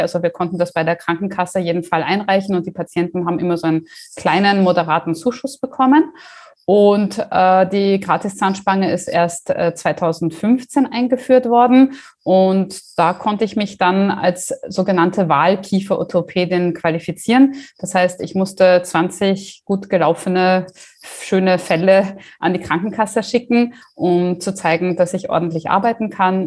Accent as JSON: {"language": "German", "country": "Germany", "tie": "born or raised there", "moved": "as an adult", "lives_now": "Austria", "said": "ich bin gebürtige Deutsche, habe mich aber in Österreich niedergelassen"}